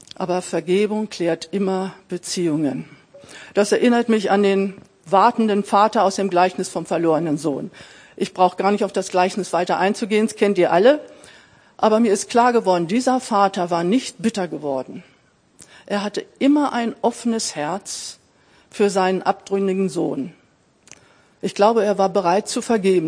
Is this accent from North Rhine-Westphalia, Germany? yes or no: no; Braunschweig, Lower Saxony, Germany; Ich bin in Braunschweig geboren